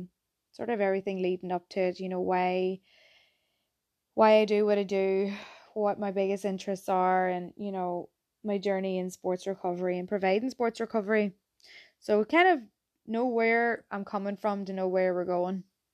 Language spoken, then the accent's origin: English; Ireland; moved away as an adult; now in Boston, United States; But yeah, I'm from Ireland. I am actually from Ireland and came to Boston about 10 years ago after I graduated from my degree in sports therapy.